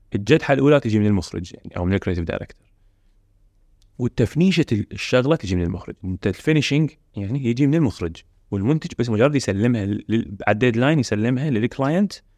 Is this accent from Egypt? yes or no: no; Iraq; عندنا بالعراق